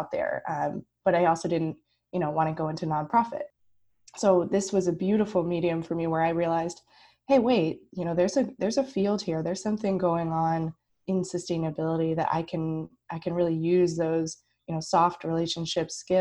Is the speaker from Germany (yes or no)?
no; Pacific Northwest, United States; growing up in the Pacific Northwest